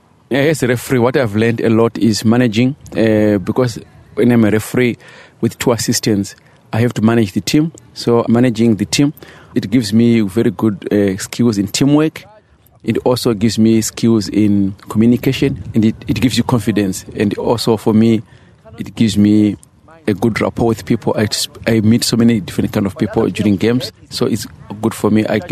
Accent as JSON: {"language": "English", "country": "Zimbabwe", "moved": "as an adult", "lives_now": "Australia", "said": "I'm from Zimbabwe. So I moved to Australia in 1996 to study."}